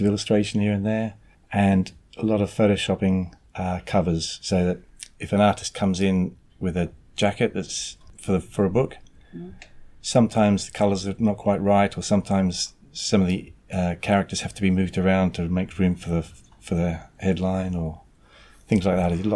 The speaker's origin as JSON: {"language": "English", "country": "Australia", "tie": "born or raised there", "moved": "as an adult", "lives_now": "England", "said": "I grew up in Australia"}